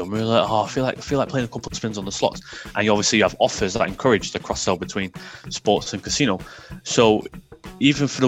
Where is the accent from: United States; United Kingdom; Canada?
United Kingdom; England; I'm English through and through